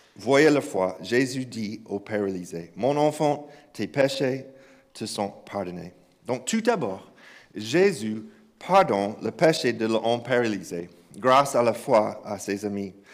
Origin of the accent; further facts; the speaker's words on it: Kentucky, United States; French is a second language; moved away; j'ai grandi dans une église euh, au Kentucky. oui, je sais que cet accent ne vient pas de croix russe. Donc, j'ai grandi à, grandi à Kentucky, dans un village